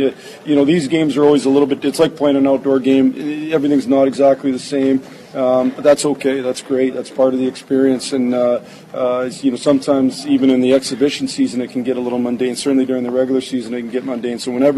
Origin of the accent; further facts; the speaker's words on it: Sault Ste. Marie, Michigan, United States; I grew up in the Sioux, and I know what it would have meant to me as a young guy growing up in a Red Wing fan.